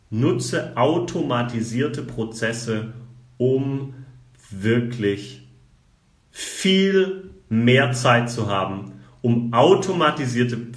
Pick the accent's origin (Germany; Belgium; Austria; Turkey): Germany; Baden-Württemberg; ich komme aus dem Schwabenland.